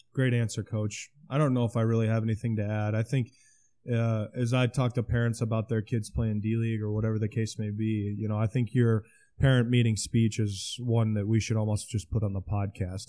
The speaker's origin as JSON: {"language": "English", "town": "Osmond", "region": "Nebraska", "country": "United States", "tie": "born or raised there", "said": "my hometown school"}